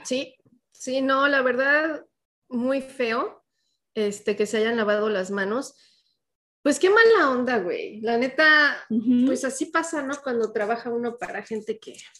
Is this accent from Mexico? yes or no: yes; Mexico; moved away; cuando salimos ya de México